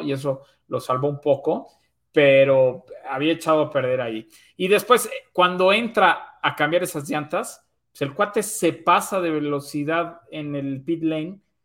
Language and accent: Spanish; Mexico